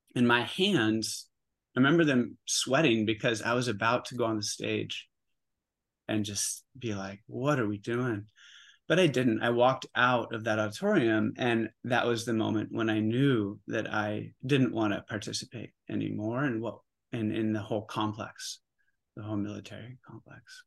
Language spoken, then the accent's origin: English; Oregon, United States; moved away as an adult; also born or lived in New York City; I grew up in Oregon. I'm back home in Oregon